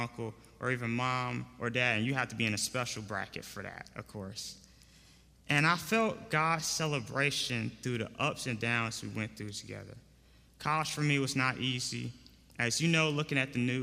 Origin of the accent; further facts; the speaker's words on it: Raleigh, North Carolina, United States; I'm from Raleigh, North Carolina, a recent graduate of North Carolina Central University